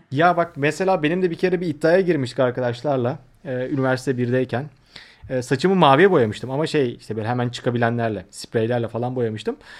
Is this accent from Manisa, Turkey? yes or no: yes; Akhisar, Manisa, Turkey; bizim Akisar'da şey modaydı